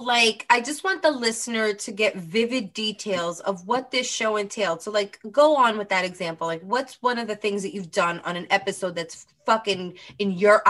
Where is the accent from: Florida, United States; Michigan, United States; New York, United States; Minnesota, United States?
New York, United States; New York City; I grew up in Brooklyn.